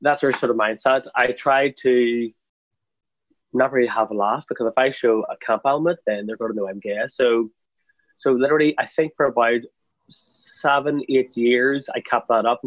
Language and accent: English; Craigavon, Northern Ireland, United Kingdom; now in Belfast, United Kingdom; I'm not from Belfast originally. I'm actually from a small town called Craigavon, which is in County Armagh. So growing up back then, the idea of gay was still very taboo